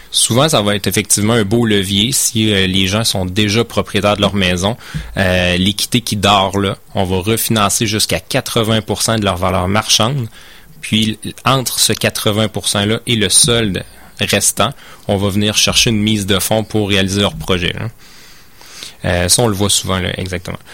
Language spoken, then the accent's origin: French; Beauce, Quebec, Canada; moved away as an adult; moi je viens de la Beauce